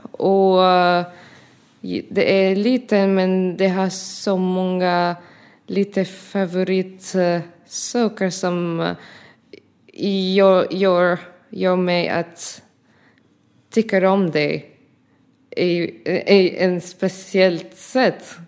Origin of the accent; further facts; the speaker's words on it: Syria; Swedish is a second language; now in Ronneby, Sweden; jag är från Syrien